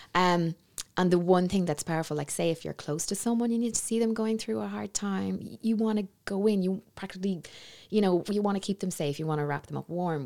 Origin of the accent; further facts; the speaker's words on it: Navan, Leinster, Ireland; moved away; back in my hometown